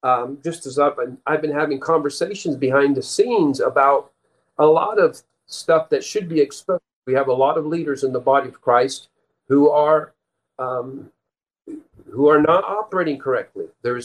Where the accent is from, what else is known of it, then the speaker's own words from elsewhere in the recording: Peru; but when I lived, and my parents were missionaries, I grew up in Peru, South America. We lived there most of our first 18 years. Several years we were on a farm community.